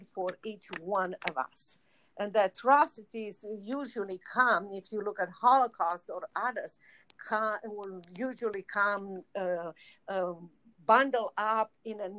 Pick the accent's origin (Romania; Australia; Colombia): Romania; moved away as an adult; now in United States; I was in Romania